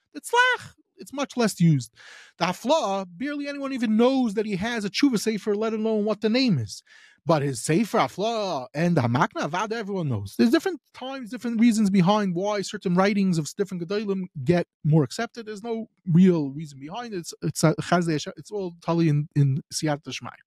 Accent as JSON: {"language": "English", "country": "United States", "moved": "yes", "said": "I'm from America."}